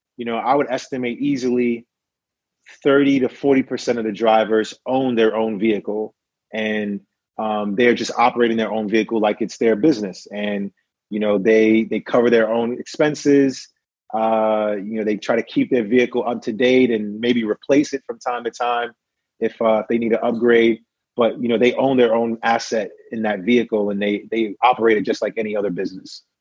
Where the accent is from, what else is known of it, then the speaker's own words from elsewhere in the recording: New York City, New York, United States; born and born and raised in brooklyn new york